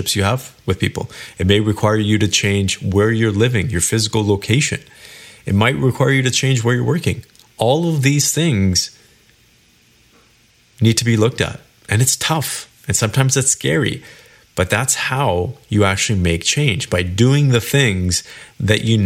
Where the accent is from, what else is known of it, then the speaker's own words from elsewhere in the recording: Kelowna, British Columbia, Canada; moved away as an adult; now in Toronto, Canada; I lived in Kelowna, BC, which is where I was born and raised.